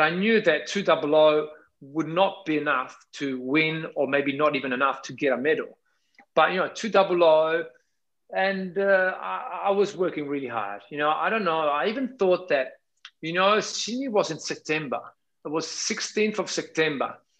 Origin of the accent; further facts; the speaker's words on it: Naples, Campania, Italy; English is a second language; I always love my hometown city. That's Napoli